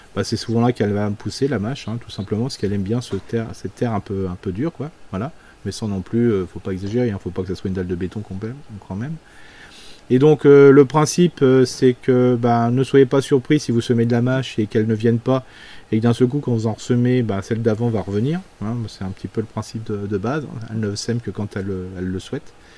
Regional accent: Alsace, Grand Est, France; chez nous en Alsace

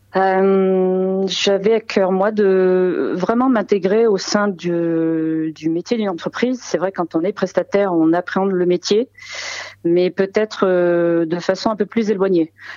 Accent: Saint-Péray, Auvergne-Rhône-Alpes, France; je suis née à côté de Valence, donc j'aime beaucoup aussi le Saint-Péret, qui est mon village natal

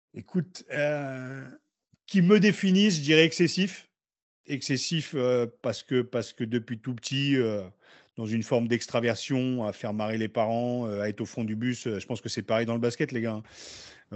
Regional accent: Beauvais, Hauts-de-France, France; moved away as an adult; also born or lived in Noyers-Saint-Martin / Paris; j'ai grandi à Beauvais et je suis arrivé à Paris à 18 ans

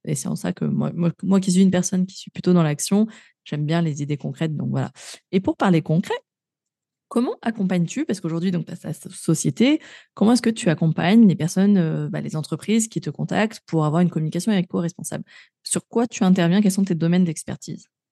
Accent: Grenoble, Auvergne-Rhône-Alpes, France; moved away; je suis native de Grenoble, hein, ville verte

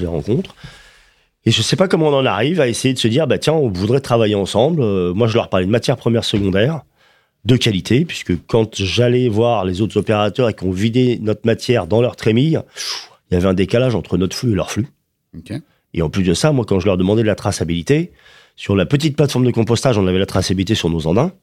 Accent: Paris, Île-de-France, France; je suis un Parisien, on est à Paris

